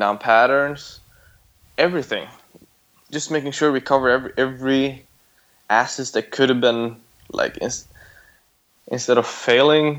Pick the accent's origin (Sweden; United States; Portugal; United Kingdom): Sweden; now in Thailand; I grew up in Sweden where we had a lot of oil